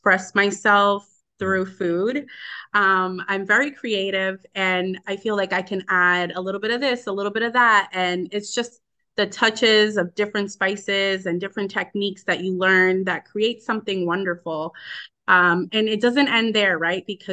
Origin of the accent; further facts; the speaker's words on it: Cranston, Rhode Island, United States; also born or lived in Dominican Republic; I enjoyed my childhood in Rhode Island. I grew up there. It was a great, I'm from Cranston.